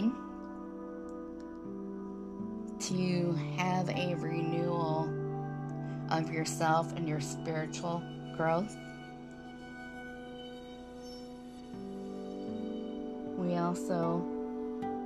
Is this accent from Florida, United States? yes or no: no; Michigan, United States; I grew up in Michigan